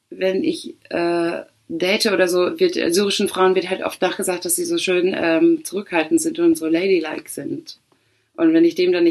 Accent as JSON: {"language": "German", "country": "Poland", "said": "wenn du sagst, ich bin Polin und jemand sagt, wow, geil, ich habe schon äh, ein paar Polinnen kennengelernt"}